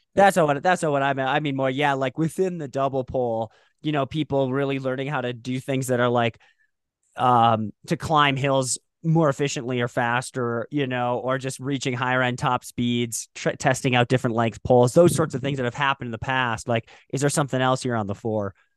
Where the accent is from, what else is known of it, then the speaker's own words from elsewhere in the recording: Moorhead, Minnesota, United States; I grew up in Moorhead, Minnesota.